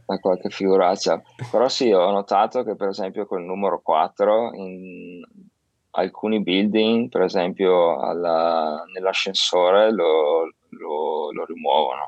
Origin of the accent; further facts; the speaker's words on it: Verona, Veneto, Italy; now in Shanghai, China; Io che vengo da Verona